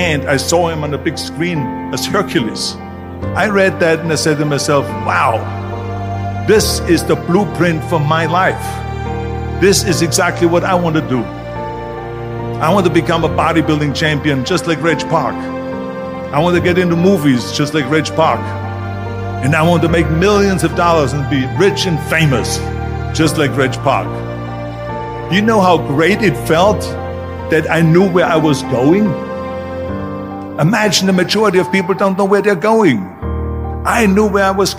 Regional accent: Austria; moved away; I was born in 1947 in Austria after the Second World War

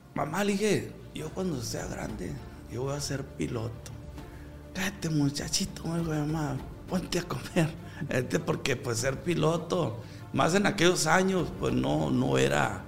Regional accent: Culiacán, Sinaloa, Mexico; Pues soy de un ranchito pago Culiacán, pero ahora soy de Culiacán porque Culiacán llegó hasta este rancho

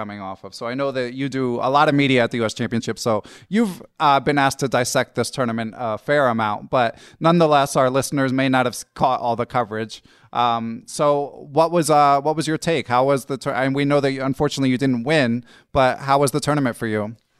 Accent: Philadelphia, Pennsylvania, United States; I grew up in Philly, I used to play in New York a fair amount

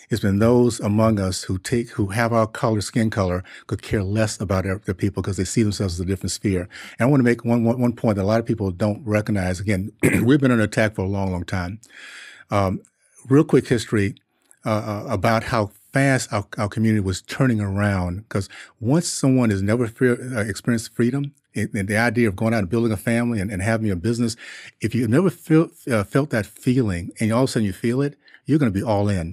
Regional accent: Tallahassee, Florida, United States; also born or lived in Columbus, Ohio / Liberia; I grew up in Tallahassee in the '60s

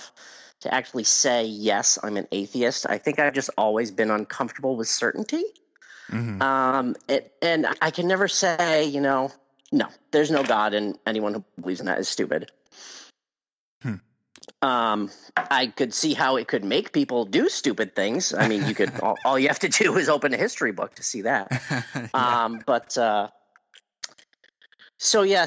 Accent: New England, United States; I grew up in New England

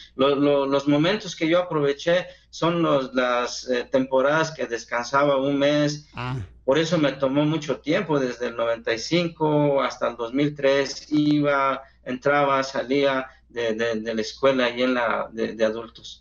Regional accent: San Andrés Yaá, Oaxaca, Mexico; first language Zapotec; Spanish is a second language; now in United States; soy del estado de Oaxaca, de una comunidad indígena. Mi pueblo se llama San Andrés Yaá.

